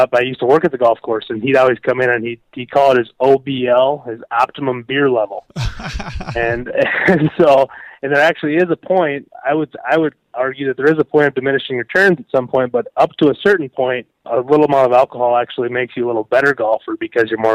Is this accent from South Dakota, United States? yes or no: yes; Watertown, South Dakota, United States; also born or lived in Nebraska / Minneapolis; I moved back to my hometown of Watertown